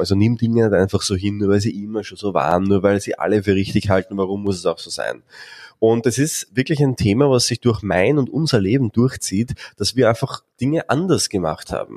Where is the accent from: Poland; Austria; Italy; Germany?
Austria; bei uns in Österreich